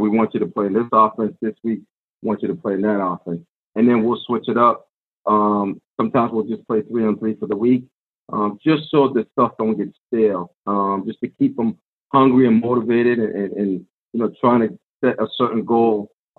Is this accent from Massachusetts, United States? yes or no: yes; Medford, Massachusetts, United States; I grew up in Medford